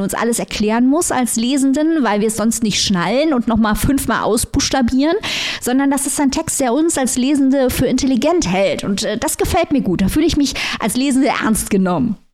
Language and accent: German; East Germany, Germany; bei uns in Ostdeutschland